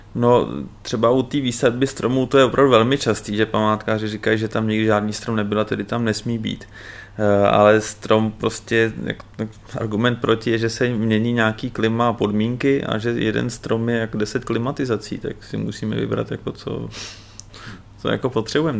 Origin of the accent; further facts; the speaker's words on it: Prague, Czechia; já jsem se narodil na Vinohradech, a takže já jsem prostě s tím zpětý jako dětstvím a, a jsem tam nejradši.